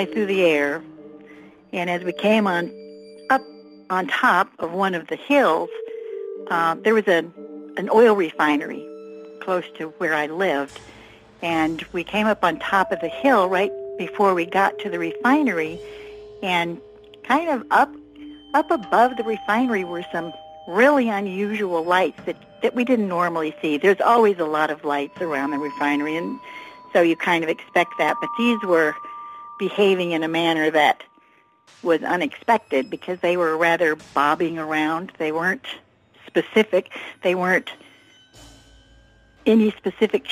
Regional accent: Texas, United States; I was born in Texas in the early 40s, so I grew up in the time of UFOs

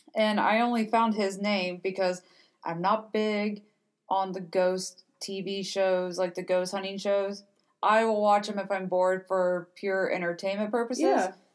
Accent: Cincinnati, Ohio, United States; we are from Cincinnati ish area

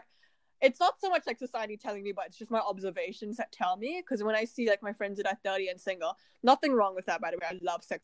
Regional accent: Malaysia; growing up in Asia, you just don't. Like, nobody talks about it. Like, you know, in Malaysia

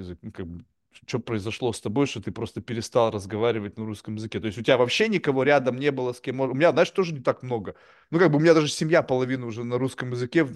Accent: Russia; now in United States; я родился и вырос в России

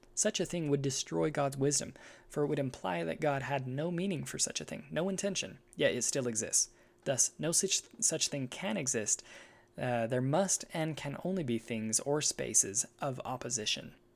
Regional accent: United States; I'm an American

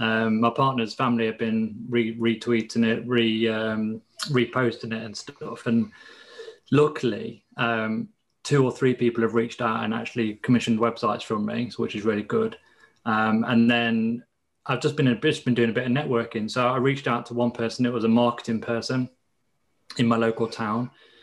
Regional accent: East Midlands, United Kingdom; Leicestershire in the UK.

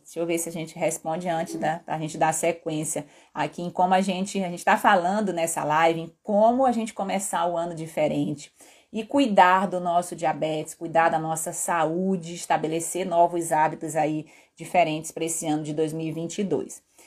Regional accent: Belém, Pará, Brazil; moved away; em Belém, que era onde eu morava e sou paraense

